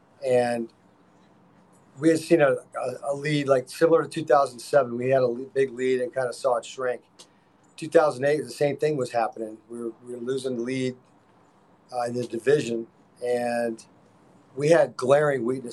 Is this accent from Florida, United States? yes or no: yes; Clearwater, Florida, United States; I grew up in Clearwater